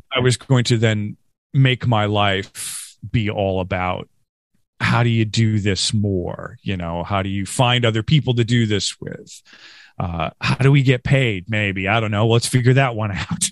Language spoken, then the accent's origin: English; Rochester, New York, United States; also born or lived in Norristown, Pennsylvania / King of Prussia, Pennsylvania; now in Philadelphia, United States; I grew up in Western New York. Uh, I'm from Rochester, New York